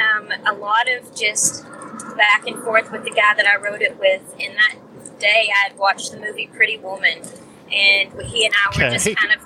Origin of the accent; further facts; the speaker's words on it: Sandy Hook, Kentucky, United States; moved away as an adult; now in Nashville, United States; I'm originally from Sandy Hook, Kentucky. So that's like really far northeast Kentucky.